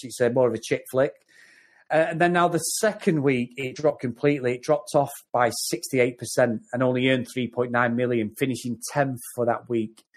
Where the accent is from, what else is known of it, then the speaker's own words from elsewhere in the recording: Lancashire, North West England, United Kingdom; I'm from Lancashire